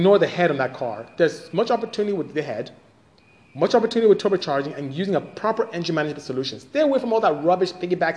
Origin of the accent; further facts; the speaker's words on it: Nigeria; moved away as an adult; now in United States; I am from Nigeria, West Africa. Came here to go to school. Finished engineering, end up staying